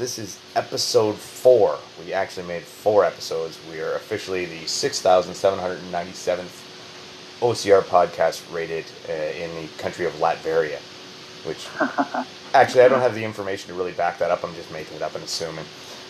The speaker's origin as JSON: {"language": "English", "country": "Canada", "accent": "Canadian", "said": "my Canadian accent"}